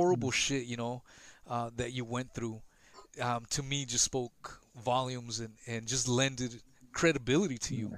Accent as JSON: {"language": "English", "region": "West Coast", "country": "United States", "tie": "born or raised there", "also_born_or_lived": "Los Angeles, California", "moved": "yes", "lives_now": "Florida, United States", "said": "I was born in LA and I grew up in the pretty much in the West Coast."}